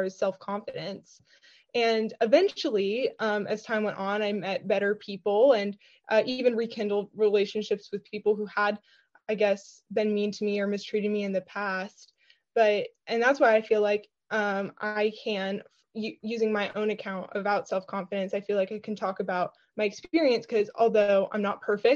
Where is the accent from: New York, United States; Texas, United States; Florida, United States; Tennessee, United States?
Tennessee, United States; Nashville; I'm from Nashville, Tennessee